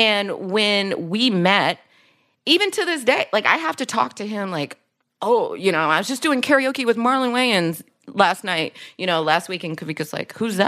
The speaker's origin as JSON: {"language": "English", "town": "Dayton", "region": "Ohio", "country": "United States", "said": "It was just like, where are you from? Dayton, Ohio."}